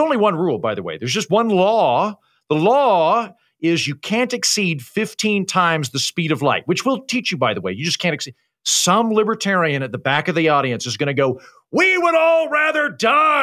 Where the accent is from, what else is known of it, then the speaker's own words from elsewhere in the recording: Oklahoma, United States; accent: Oklahoma; moved away as an adult; also born or lived in Washington, D.C. / New York City / Edinburgh; now in Austin, United States; I'm from Oklahoma, but I've spent my adult life living in bright blue cities like Washington, D.C., New York City, now Austin, Texas. I lived in Edinburgh for a while.